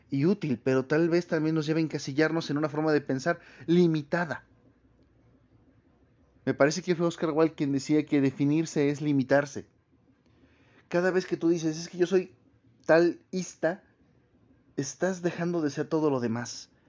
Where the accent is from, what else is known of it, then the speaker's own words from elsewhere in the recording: Mexico; no porque somos mexicanos, ni porque fuimos españoles